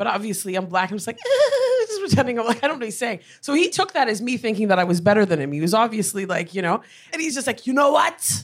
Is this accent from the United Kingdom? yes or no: no; Canada; us Canadians